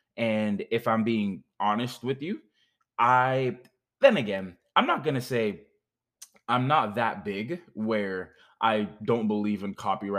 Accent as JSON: {"language": "English", "country": "Jamaica", "said": "That's my accent wanting to come out most of the time. But it's like, I've gotten so gentrified that most people don't even understand that when it comes to being Jamaican"}